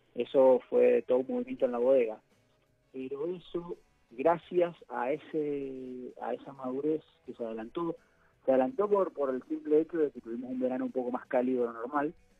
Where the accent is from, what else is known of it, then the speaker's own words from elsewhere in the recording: Mendoza, Argentina; now in San Patricio del Chañar, Argentina; yo soy mendocino, nacido y criado